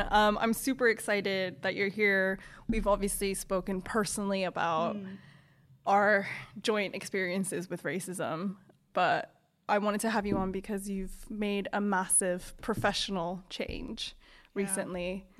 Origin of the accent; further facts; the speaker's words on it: Toronto, Ontario, Canada; so I grew up in Toronto in quite a mixed school. There were loads of different cultures and a lot of people who weren't from Canada as well that immigrated to Canada.